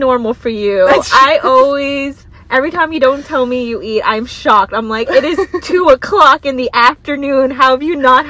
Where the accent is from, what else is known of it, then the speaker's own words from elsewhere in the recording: East Coast, United States; We're from the East Coast